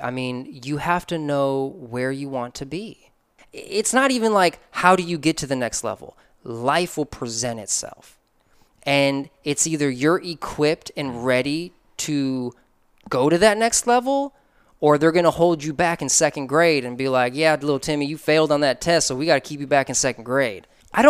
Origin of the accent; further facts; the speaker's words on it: Chicago, Illinois, United States; I'm from Chicago. MJ all day.